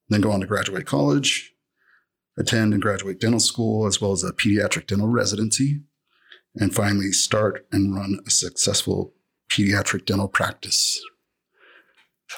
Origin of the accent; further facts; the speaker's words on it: near Salt Lake City, Utah, United States; I grew up in near Salt Lake City, Utah.